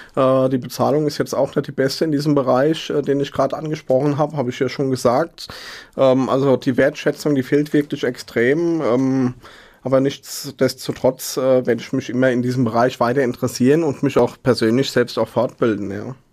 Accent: Mainz, Rhineland-Palatinate, Germany; ich bin in Hechtsheim aufgewachsen, bin in Mainz geboren

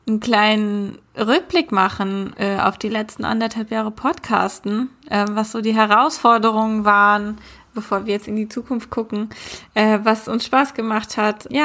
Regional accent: Berlin, Germany; also born or lived in Hamburg; Ich bin von Hamburg nach Berlin gezogen vor einem Jahr. Ich glaube, in der Folge zum Thema Wohnen die ich damals mit Lea gemacht habe, haben wir das auch erwähnt. Bin jetzt hier wieder ganz gut angekommen in meiner Heimatstadt

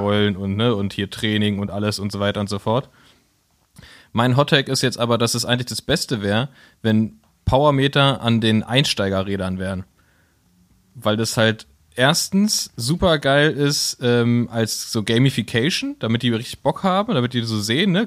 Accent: Berlin, Germany; wir als Berliner

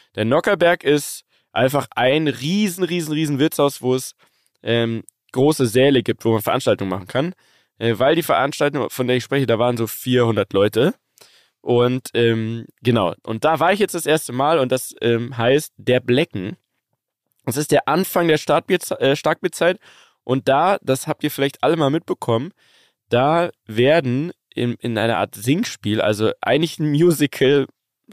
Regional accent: Bavaria, Germany; als Bayer

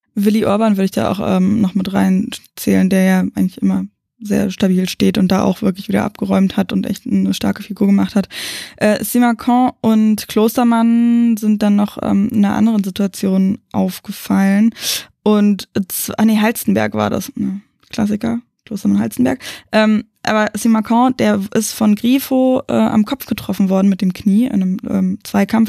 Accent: the Berlin area, Brandenburg, Germany; wir kommen aus dem Umland von Berlin

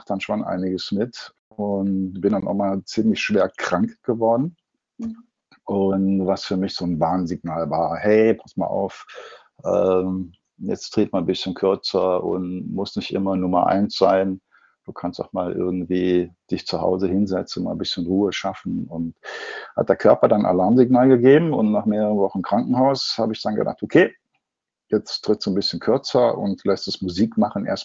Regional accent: North Rhine-Westphalia, Germany; now in Munich, Germany; ich komme aus dem Ruhrgebiet und habe dann gesagt, pass auf, okay, das Ruhrgebiet tut mir so nicht mehr gut, alleine schon von der Luft her.

